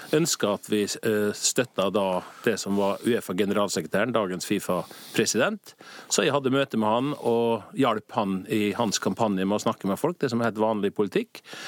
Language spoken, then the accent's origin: Norwegian; Norway; moved away as an adult; now in Zurich, Switzerland; Som nordmann og patriot